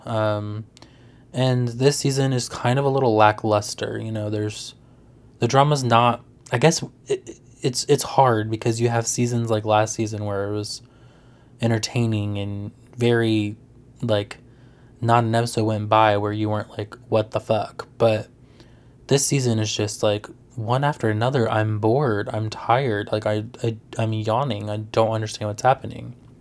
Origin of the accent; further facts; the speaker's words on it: Virginia, United States; I'm from Virginia